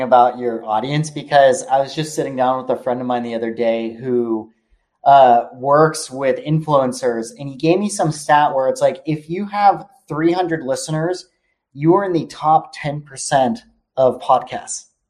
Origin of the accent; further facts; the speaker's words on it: Palo Alto, California, United States; I was born in Palo Alto